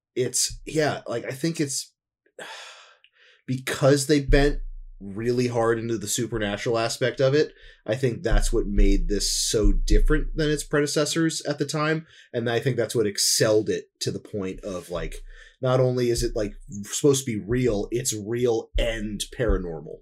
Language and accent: English; New Jersey, United States; growing up in New Jersey and having, like, a huge amount of acreage behind